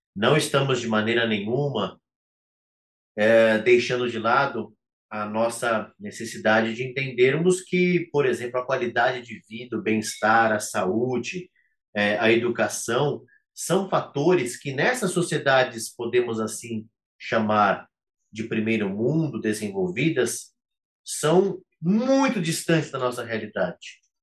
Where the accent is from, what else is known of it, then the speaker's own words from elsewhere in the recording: Brazil; cada um de nós, enquanto brasileiros